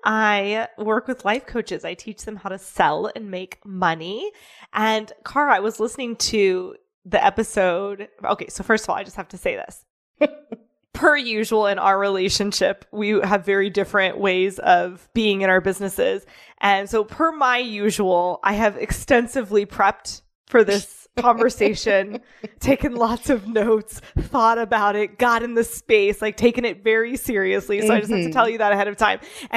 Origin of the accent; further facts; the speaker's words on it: Midwest, United States; I grew up poor in the Midwest.